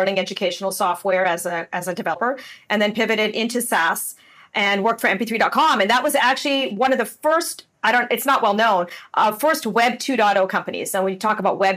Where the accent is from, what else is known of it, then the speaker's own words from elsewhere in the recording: Windsor, Ontario, Canada; moved away as an adult; also born or lived in San Diego, United States; now in Puerto Rico; I grew up in Windsor, Ontario, in Canada. So I'm still a Canadian.